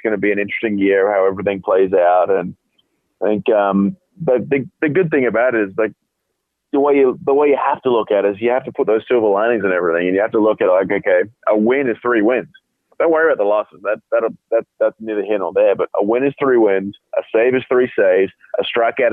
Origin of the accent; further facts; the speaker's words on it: Perth, Western Australia, Australia; I'm from Perth, Australia